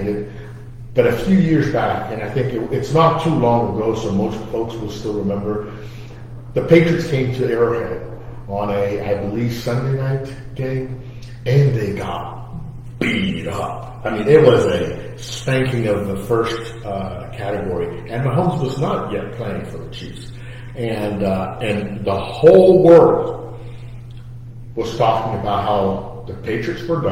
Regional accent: Portugal; now in Kansas City, United States; I'm from Portugal. So I came from a world where soccer is king

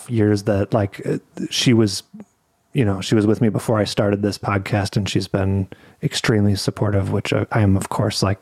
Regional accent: United States; I'm an American

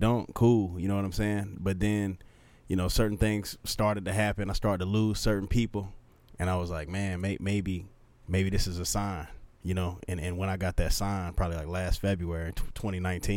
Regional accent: Texas, United States; me growing up in Texas

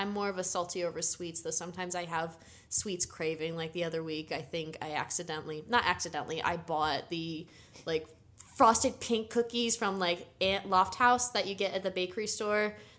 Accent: East Coast, United States; Here's the thing. I grew up in the East Coast. McDonald's was really kind of the only place that you would go a lot.

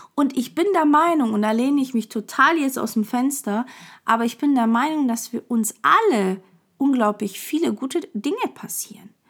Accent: Portugal; ich bin halt Portugiese, das liegt irgendwie meiner Kultur

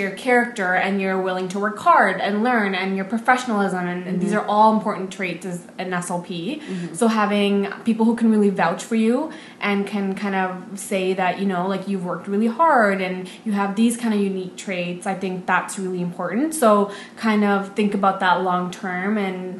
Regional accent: Vancouver, British Columbia, Canada; I'm from Vancouver

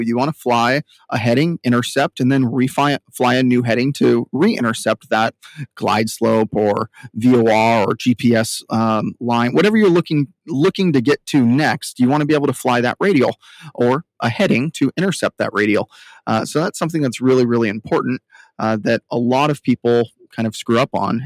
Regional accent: Southern California, United States; I'm from Southern California

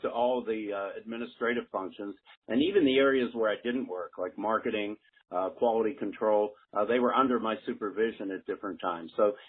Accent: Pittsburgh, Pennsylvania, United States; I was born and raised in Pittsburgh, Pennsylvania. Have lived there all my life with a couple of assignments outside of Pittsburgh and outside of the country.

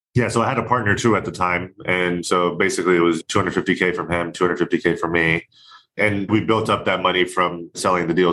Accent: Orlando, Florida, United States; moved away as an adult; now in California, United States; I grew up, born and raised in Orlando, Florida

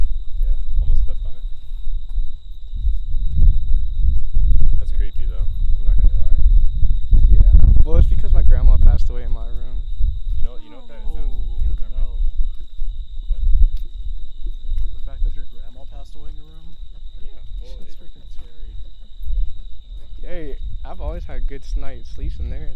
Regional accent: Louisiana, United States; I grew up in Louisiana. Well, I was born in Louisiana.

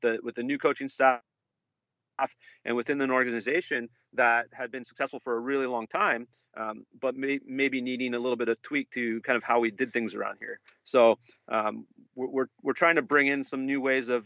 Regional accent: Bay Area, California, United States; moved away as an adult; also born or lived in Vancouver, Canada; now in St. Louis, United States; I'm from California, Bay Area guy

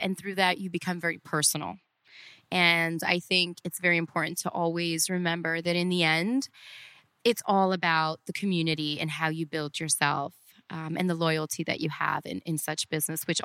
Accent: Cleveland, Ohio, United States; moved away as an adult; also born or lived in Orlando; now in Miami, United States; growing up in Cleveland

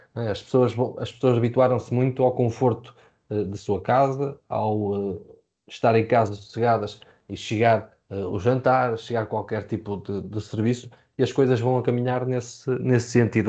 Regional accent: Portugal; como portugueses

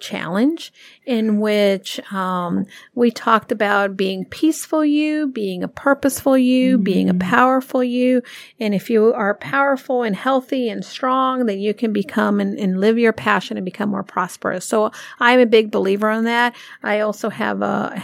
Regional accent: New York City, New York, United States; now in Connecticut, United States; I'm a New Yorker

